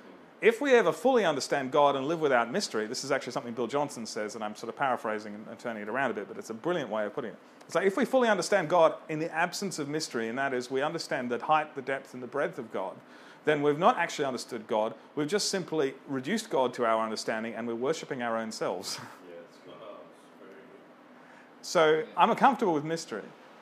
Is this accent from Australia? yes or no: yes; Australia; And I was born in Australia, my parents were born in Australia, my grandparents were born in Australia